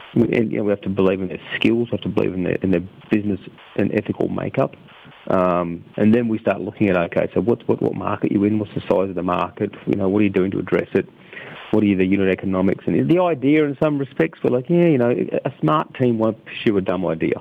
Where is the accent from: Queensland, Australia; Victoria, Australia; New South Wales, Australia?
Queensland, Australia; Rockhampton; also born or lived in Cloncurry, Queensland / Emerald, Queensland; I was born in Cloncurry, grew up in Emerald and Rockhampton in central Queensland.